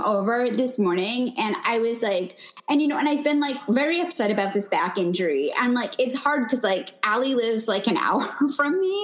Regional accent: New York, United States; now in Los Angeles, United States; I'm originally from New York

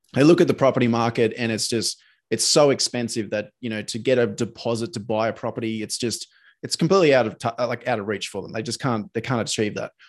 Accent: Sydney, New South Wales, Australia; moved away as an adult; now in Brisbane, Australia; I'm from Sydney

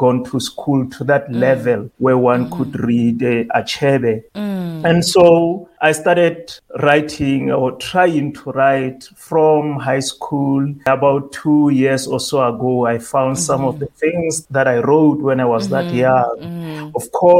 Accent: Taung, North West, South Africa; I grew up in Taung. I lived in a village with my grandparents

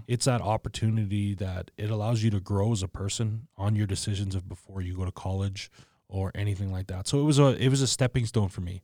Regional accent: Regina, Saskatchewan, Canada; I was born and raised in Regina

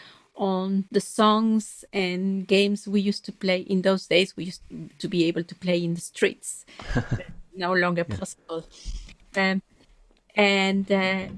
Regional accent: Mexico City, Mexico; moved away as an adult; also born or lived in Tehuacán, Puebla, Mexico / London, United Kingdom; In Mexico. I grew up in Mexico City

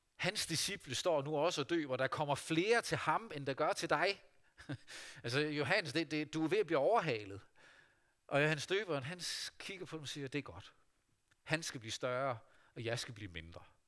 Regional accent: Vestervig, North Denmark Region, Denmark; Da jeg var barn og ung menneske hjemme i Vestervig

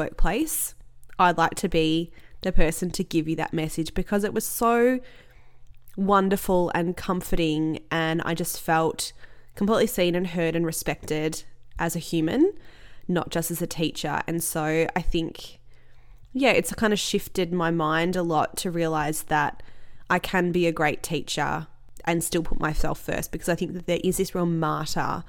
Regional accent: Australia; I'm Australian

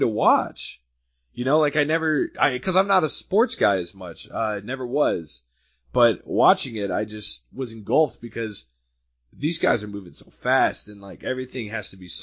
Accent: St. Louis, Missouri, United States; moved away; I'm originally from St. Louis

